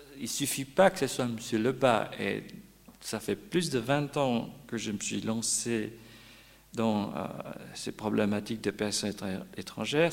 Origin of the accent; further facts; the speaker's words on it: Vaud, Switzerland; Chez nous, en Pays de Vaud